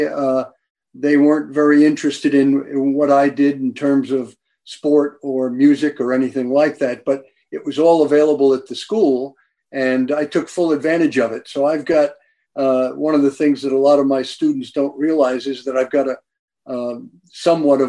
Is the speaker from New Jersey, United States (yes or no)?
yes; Maplewood, New Jersey, United States; I grew up in New Jersey way back in 1940